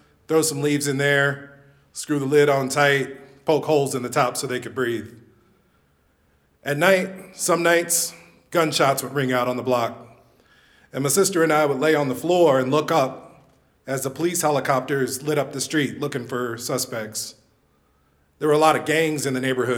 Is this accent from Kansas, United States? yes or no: yes; Kansas City, Kansas, United States; I was born and raised in Kansas City, Kansas